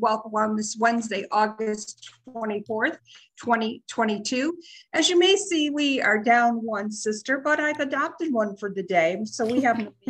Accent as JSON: {"language": "English", "region": "Connecticut", "country": "United States", "said": "my home state"}